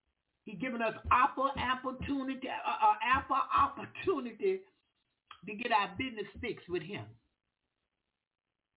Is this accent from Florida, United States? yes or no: yes; Jacksonville, Florida, United States; we Southern. We from the country. I'm from Jacksonville, Florida. That's the country.